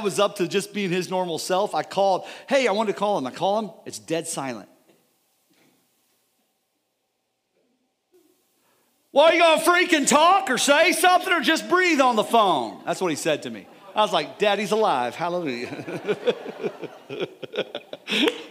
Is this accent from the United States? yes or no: yes; United States; We're Americans